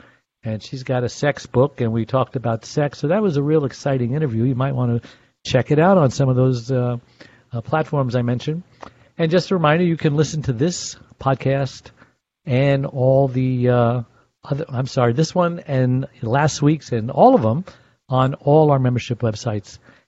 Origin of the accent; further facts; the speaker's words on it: Los Angeles, California, United States; So I'm from the City of Angels in Los Angeles.